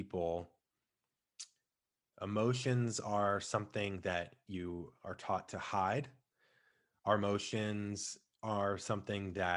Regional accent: St. Louis, Missouri, United States; I come from St. Louis. We didn't have an NBA team

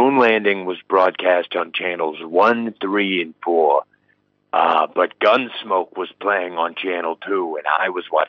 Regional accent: Brooklyn, New York, United States; as I said, I grew up in Carroll Gardens. It was just a very straightforward neighborhood.

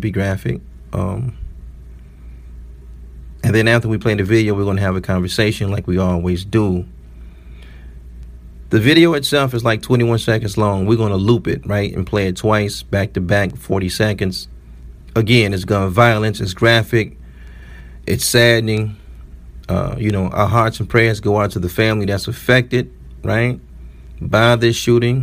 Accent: Detroit, Michigan, United States; I'm from the city of Detroit

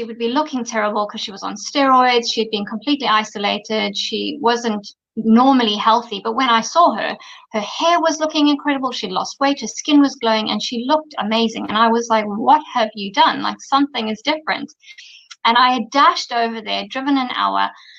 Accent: Zimbabwe; moved away as an adult; also born or lived in London, United Kingdom / Dubai, UAE / Australia; I was born in Zimbabwe, grew up in Zimbabwe

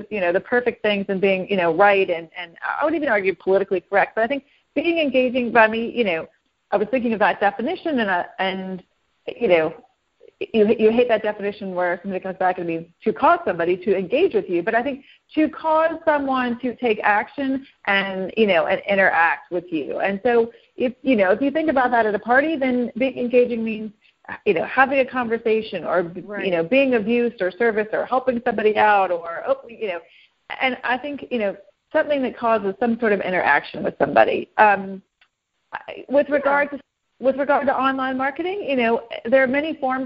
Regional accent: the South, United States; I'm a Southerner. I'm from the South

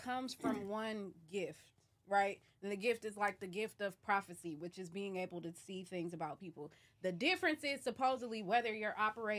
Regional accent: United States; I'm a bitch from the States.

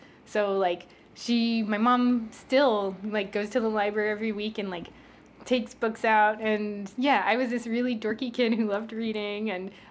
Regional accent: New York City, New York, United States; I grew up in South Richmond Hill, which is in Queens

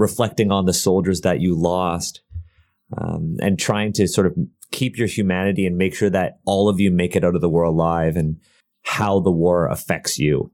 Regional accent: Canada; we're Canadian

